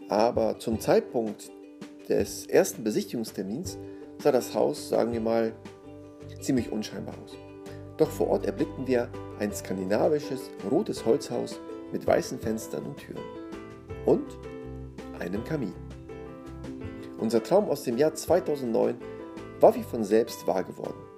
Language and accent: German; Szczecin, West Pomeranian Voivodeship, Poland; Auf unserer weiteren Fahrt durch das Leben hatte es uns in meine Heimat verschlagen. Meine Familie in Stettin war erpicht darauf, uns nach einer längeren Zeit wiederzusehen. Und so hatte ich die Gelegenheit, meinen Kindern, wie schon meiner Beifahrerin zuvor, meinen Geburtsort zu zeigen.